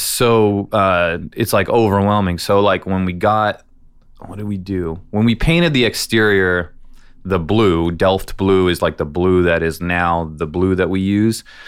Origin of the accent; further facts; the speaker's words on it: San Francisco, California, United States; also born or lived in Iowa; I was born in Iowa. They had moved to California to San Francisco when I was four